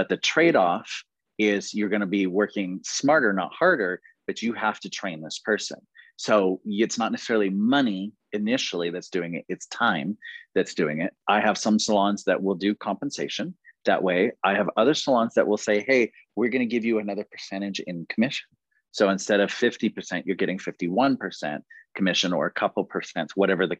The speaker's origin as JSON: {"language": "English", "town": "Seattle", "region": "Washington", "country": "United States", "also_born_or_lived": "Pampa, Texas", "said": "I'm from Seattle, Washington, and I'm managing the program from here."}